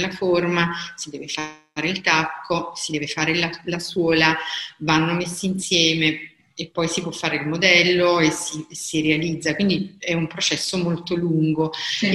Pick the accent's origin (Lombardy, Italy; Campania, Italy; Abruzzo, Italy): Campania, Italy; Caserta; also born or lived in Bologna / Milan; sono di Caserta e vivo a Caserta